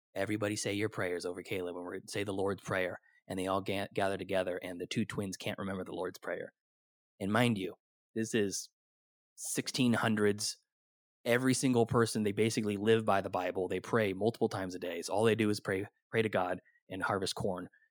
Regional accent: Sacramento, California, United States; I'm from the Sacramento area

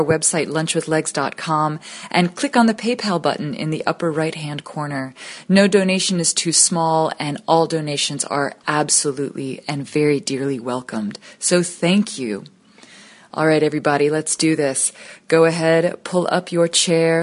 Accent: New York City, New York, United States; also born or lived in just outside of Manhattan; I grew up just outside of Manhattan, and we moved back into Manhattan when I was 9

